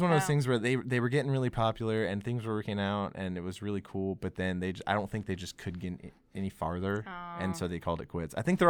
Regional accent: Cleveland, Mississippi, United States; Oh, no, I'm from Cleveland, but Oxford's not far away.

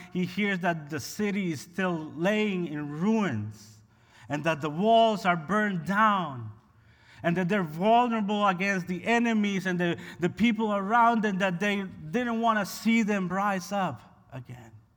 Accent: Honduras; moved away as an adult; now in United States; I was born and raised in Honduras, and I migrated to the U S about fifteen years ago.

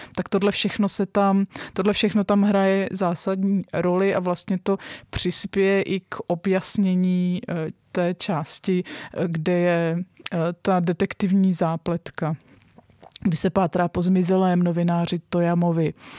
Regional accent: Czechia; my jako právě Češi, středoevropani

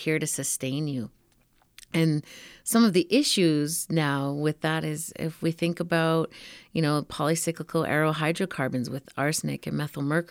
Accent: Michel First Nation, Alberta, Canada; I'm from the Michelle First Nation. We are a Mohawk and Cree peoples.

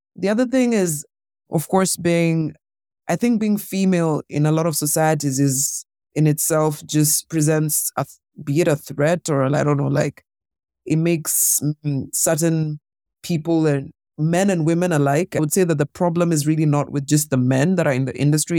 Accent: Kenya; being a Kenyan woman myself

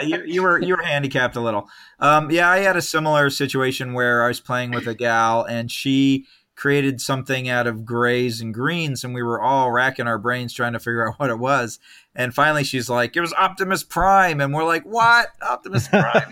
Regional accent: Escondido, California, United States; also born or lived in San Diego / Long Beach / San Jose; now in Los Angeles, United States; born in San Diego, grew up in a town called Escondido

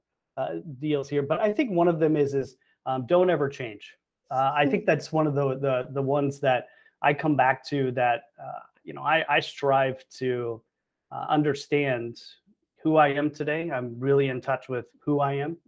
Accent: Arlington, Texas, United States; moved away as an adult; now in Florida, United States; I'm actually from Arlington, Texas. So I went to Miller Elementary, Young Junior High, Martin High School in Arlington, and grew up in the DFW Metroplex

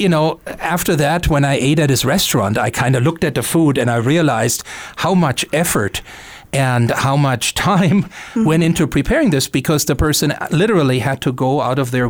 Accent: Germany; now in Missoula, United States; I was born and raised in Germany

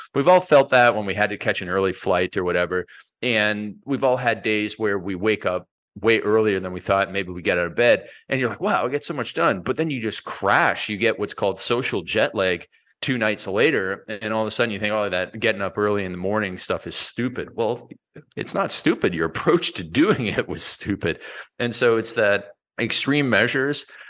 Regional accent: Canada; I was born in Canada and I'm a hockey player

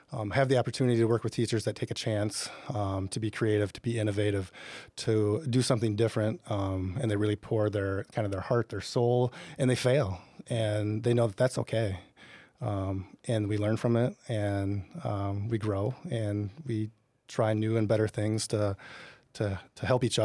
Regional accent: Decorah, Iowa, United States; my wife and I grew up in Northeast Iowa in Decorah.

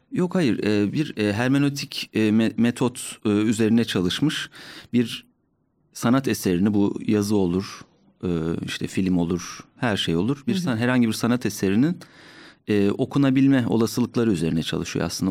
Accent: Ordu, Turkey; moved away as an adult; now in Ankara, Turkey; Ben Orduluyum

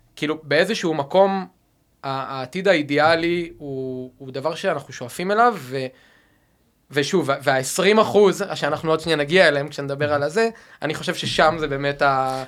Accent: Rehovot, Central District, Israel; now in Tel Aviv, Israel; אני במקור מרחובות

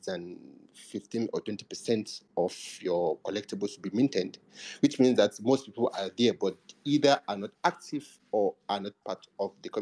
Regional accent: Nigeria; I'm from Nigeria

